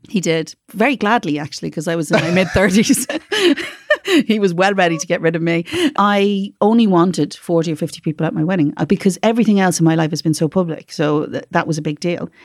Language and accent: English; Dublin, Leinster, Ireland; also born or lived in Carrickfergus, Northern Ireland; now in Northern Ireland; I'm from Dublin